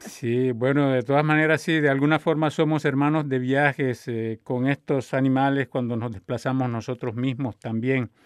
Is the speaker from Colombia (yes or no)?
yes; Colombia; now in Canada; yo soy de Colombia, llegué aquí hace 44 años